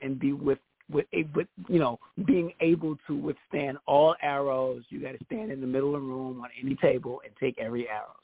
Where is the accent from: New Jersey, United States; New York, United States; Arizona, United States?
New York, United States; New York City; I'm from the Bronx